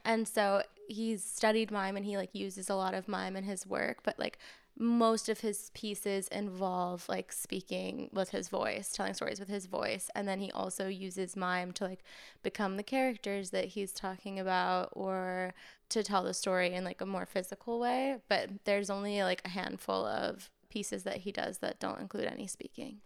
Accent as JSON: {"language": "English", "region": "Maine", "country": "United States", "tie": "born or raised there", "moved": "yes", "lives_now": "New York, United States", "said": "I grew up in Maine"}